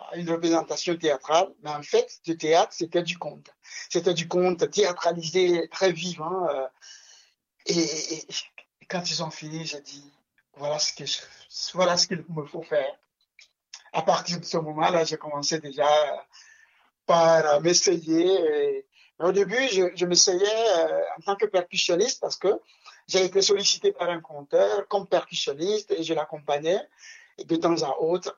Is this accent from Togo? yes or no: yes; Lomé, Maritime, Togo; je suis né à Lomé, déjà, à la capitale du Togo, et dans un quartier très populaire, très multicoloré. Et je suis né dans une cour que aujourd'hui j'appelle une cour de compte